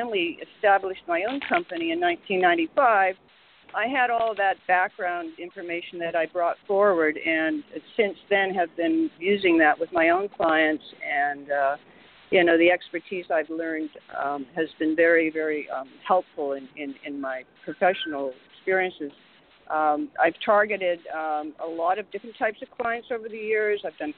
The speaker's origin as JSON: {"language": "English", "town": "Vancouver", "region": "British Columbia", "country": "Canada", "tie": "born or raised there", "also_born_or_lived": "Montreal / Toronto", "moved": "as an adult", "lives_now": "New York, United States", "said": "I'm originally from Vancouver, Canada. I went to school there. I went to university and art school."}